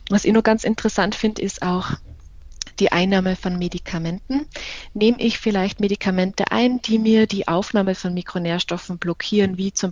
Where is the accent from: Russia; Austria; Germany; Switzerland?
Austria; Tyrol; Ich komme ursprünglich aus äh, dem schönen Tirol. Ich bin da in der Nähe von Innsbruck aufgewachsen